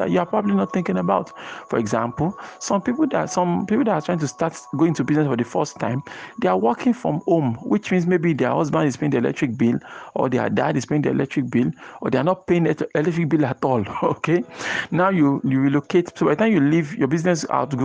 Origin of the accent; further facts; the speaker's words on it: Nigeria; as a Nigerian, a business owner